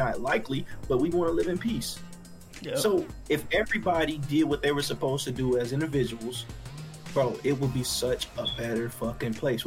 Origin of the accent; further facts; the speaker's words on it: Arkansas, United States; now in Texas, United States; I was in Arkansas. I grew up in Arkansas